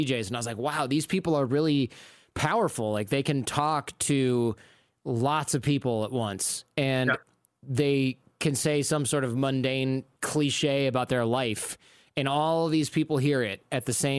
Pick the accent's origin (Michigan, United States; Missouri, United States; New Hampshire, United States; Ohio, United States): Michigan, United States; Detroit; moved away; also born or lived in New York; I'm from the suburbs of Detroit